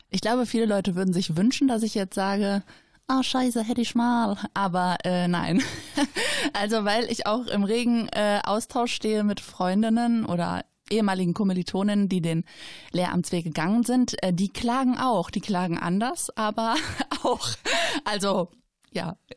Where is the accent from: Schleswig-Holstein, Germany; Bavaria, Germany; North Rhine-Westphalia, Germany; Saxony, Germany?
North Rhine-Westphalia, Germany; Schwelm; also born or lived in Gevelsberg / Ennepetal; ich bin ein Kind des Ennepe-Ruhr-Kreises, äh, hier geboren, aufgewachsen, immer noch wohnend